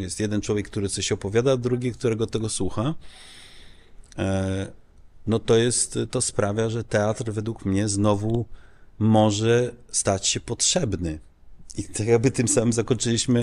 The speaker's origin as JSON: {"language": "Polish", "country": "Netherlands", "tie": "born or raised there", "moved": "yes", "lives_now": "Poland", "said": "ja dorastałem e, w Holandii"}